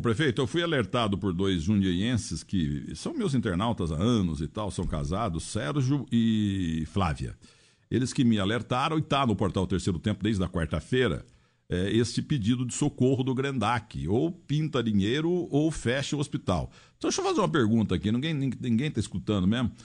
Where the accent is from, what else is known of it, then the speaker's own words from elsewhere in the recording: Muzambinho, Minas Gerais, Brazil; moved away; musambienses, que é a minha cidade pequenininha lá